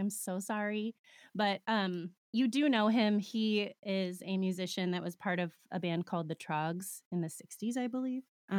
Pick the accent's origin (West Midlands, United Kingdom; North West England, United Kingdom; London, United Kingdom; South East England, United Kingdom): South East England, United Kingdom; I come from Old Hampshire in the UK and used to work and travel extensively in that county for many years. My depot was in Andover